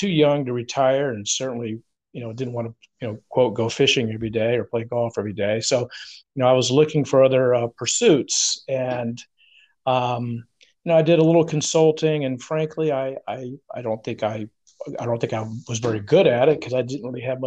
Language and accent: English; Atlanta, Georgia, United States; moved away as an adult; also born or lived in Phoenix, Arizona; now in Charleston, United States; I was born and raised in the South in Atlanta, Georgia